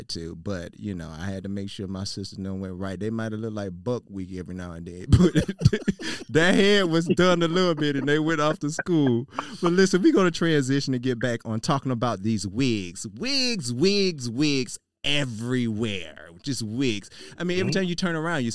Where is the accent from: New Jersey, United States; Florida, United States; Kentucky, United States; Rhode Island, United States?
Florida, United States; Miami; me and you from Miami, we are from Miami